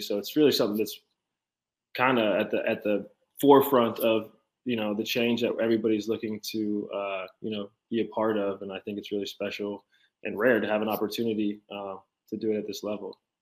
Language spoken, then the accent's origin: English; Charlotte, North Carolina, United States; I grew up very humbly in Charlotte, North Carolina.